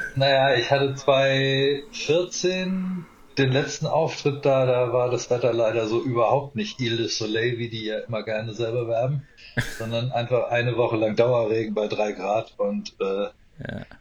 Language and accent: German; Mannheim, Baden-Württemberg, Germany; also born or lived in Palatinate, Rhineland-Palatinate; Ich bin in Mannheim geboren, äh, ist Kurpfalz